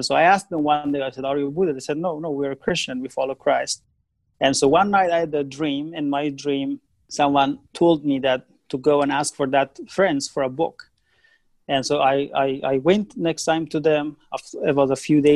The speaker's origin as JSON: {"language": "English", "country": "Afghanistan", "tie": "born or raised there", "said": "I was born in Afghanistan, in the middle of the country. Most of the time that I was growing up was war"}